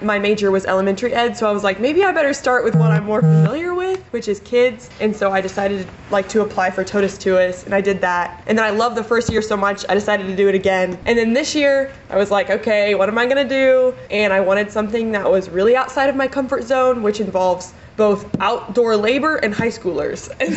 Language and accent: English; Salina, Kansas, United States; I'm from Salina originally, and right now I'm going to be a senior at Case State